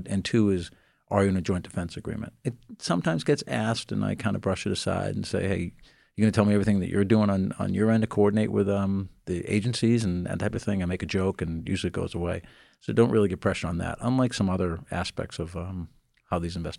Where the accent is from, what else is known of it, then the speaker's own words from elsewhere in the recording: Boston, Massachusetts, United States; I was born and raised in the Boston area, and I practice a lot in Boston.